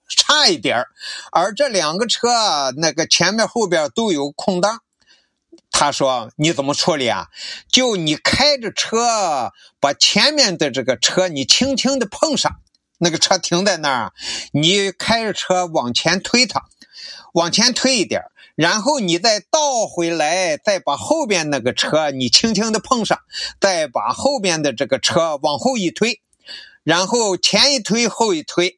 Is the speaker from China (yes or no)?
yes; northern China, China; 我反正北方人嘛